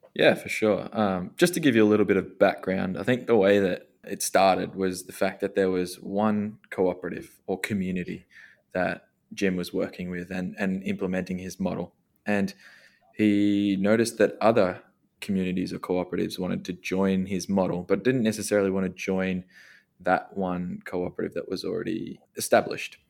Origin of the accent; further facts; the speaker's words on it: Australia; we're both Australian. We've got our Australian roots